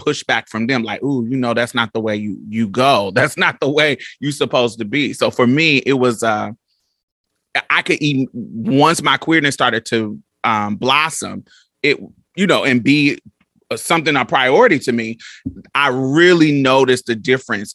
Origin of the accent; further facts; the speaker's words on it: Indianapolis, Indiana, United States; I grew up in Indianapolis, Indiana, so we both from the Midwest